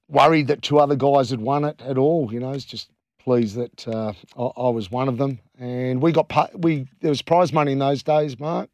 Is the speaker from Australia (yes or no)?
yes; Western Australia, Australia; we're West Australian as well